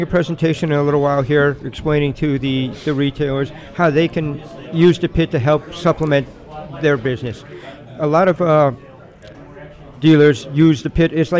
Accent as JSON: {"language": "English", "town": "Chicago", "region": "Illinois", "country": "United States", "said": "because I'm from Chicago"}